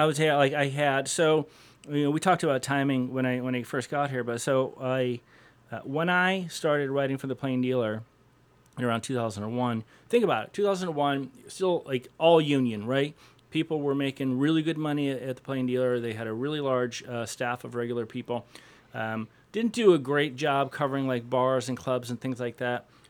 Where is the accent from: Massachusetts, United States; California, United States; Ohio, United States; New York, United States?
Ohio, United States; Cleveland; I grew up in Cleveland, grew up on the east side of Cleveland, went away to college